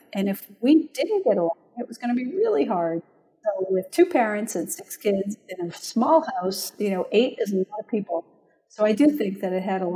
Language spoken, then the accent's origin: English; Franklin, Massachusetts, United States; also born or lived in Cambridge, Massachusetts; now in Berkeley, United States; originally I'm from Massachusetts, grew up there, was born in Cambridge, but lived in a small town called Franklin